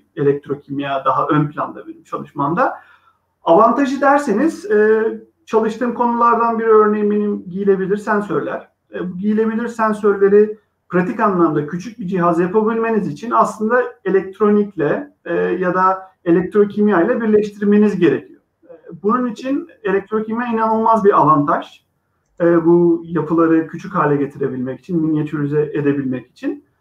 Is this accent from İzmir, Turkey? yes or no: yes; Izmir, Turkey; moved away as an adult; also born or lived in Sweden / United States; İzmirliyim. 1984 yılında İzmir'de doğdum.